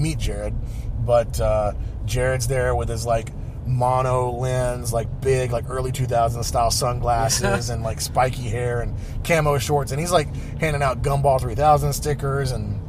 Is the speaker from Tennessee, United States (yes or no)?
yes; Nashville, Tennessee, United States; I'm originally from Nashville, born and raised in Nashville.